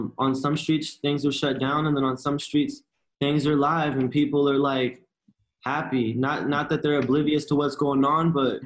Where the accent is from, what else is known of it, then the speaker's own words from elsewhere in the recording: Riverside, California, United States; now in New York, United States; being from Cali